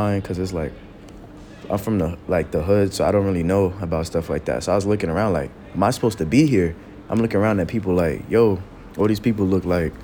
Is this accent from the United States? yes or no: yes; New York City, New York, United States; I'm from Queens, but I go to school here in Brooklyn